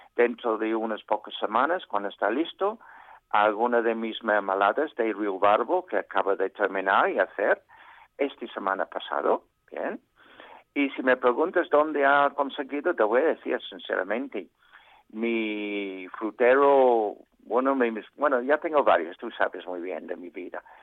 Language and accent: Spanish; United Kingdom; Spanish is a second language; now in Spain; así somos los británicos